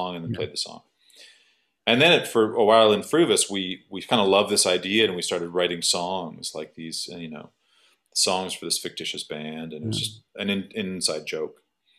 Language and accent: English; Thornhill, Ontario, Canada; I'm from Thornhill, Ontario